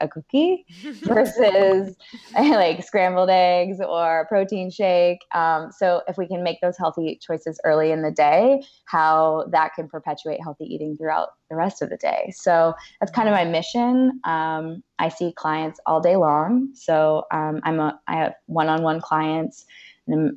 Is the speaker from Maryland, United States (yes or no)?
no; Orange County, California, United States; I'm a California girl, born and raised in Orange County